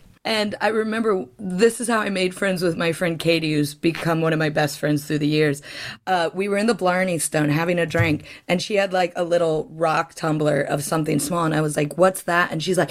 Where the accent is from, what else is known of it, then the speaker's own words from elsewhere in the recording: Midwest, United States; I'm very much from the Midwest.